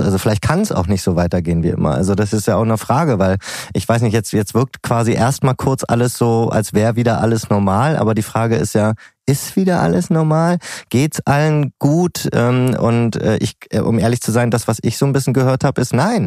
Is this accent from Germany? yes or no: yes; Berlin, Germany; als Berliner